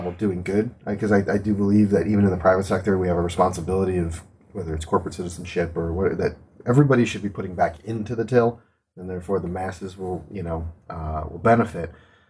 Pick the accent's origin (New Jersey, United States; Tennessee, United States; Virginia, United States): New Jersey, United States; in my home state, I mean, I grew up here.